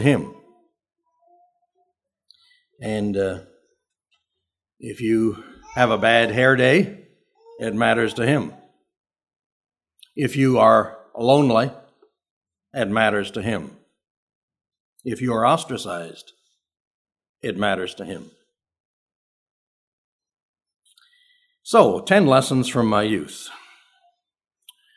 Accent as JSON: {"language": "English", "region": "southern Ontario", "country": "Canada", "tie": "born or raised there", "said": "I'm from Canada"}